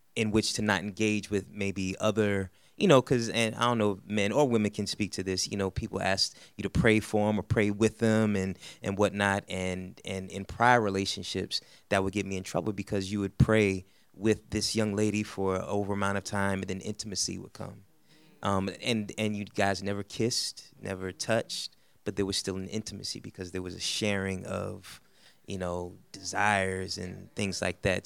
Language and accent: English; New York City, New York, United States; I'm from Brooklyn